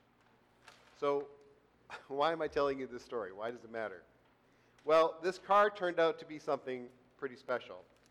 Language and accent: English; Canada; I'm from Canada